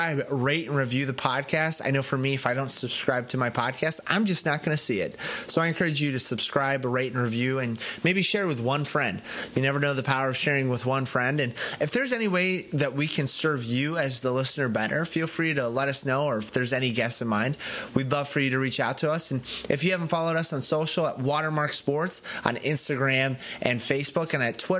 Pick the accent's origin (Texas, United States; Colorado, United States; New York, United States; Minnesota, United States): Colorado, United States; I'm from Colorado, so I root for the Broncos.